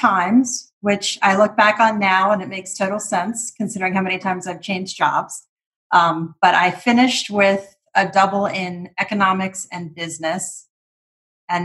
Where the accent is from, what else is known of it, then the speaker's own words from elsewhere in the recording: Bethesda, Maryland, United States; also born or lived in Washington, D.C.; I grew up in Bethesda, Maryland, right on the border with DC. So spent all my childhood and young adult years in the district. I was one of six children, born into a very loving family.